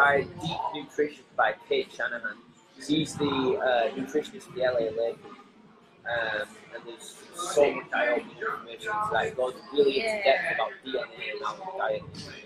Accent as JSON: {"language": "English", "town": "Blackburn", "region": "North West England", "country": "United Kingdom", "moved": "yes", "lives_now": "Los Angeles, United States", "said": "I'm from Blackburn, which is a small town."}